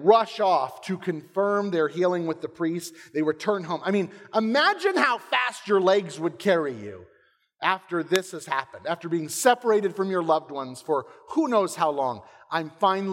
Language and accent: English; Englewood, Florida, United States; moved away as an adult; my hometown directly. Inglewood, Florida.